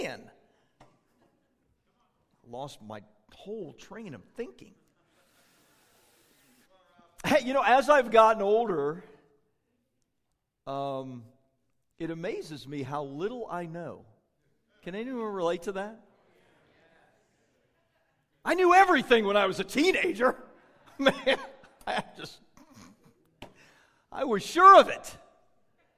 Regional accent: Florida, United States; now in California, United States; I grew up in Florida

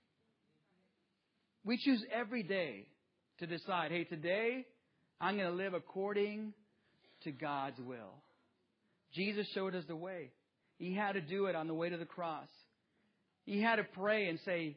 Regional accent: Mecca, California, United States; also born or lived in Jiquilpan, Mexico; growing up in the metropolis of seven streets, one stoplight in Mecca, California, in the east part of the Coachella Valley, back before Coachella was Coachella. I grew up there

